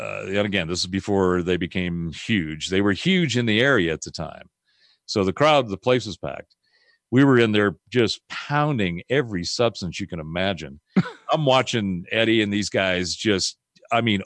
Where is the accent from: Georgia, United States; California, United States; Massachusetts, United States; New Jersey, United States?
California, United States; Pasadena; So I grew up in Southern California in the 60s and 70s. I was in the Pasadena area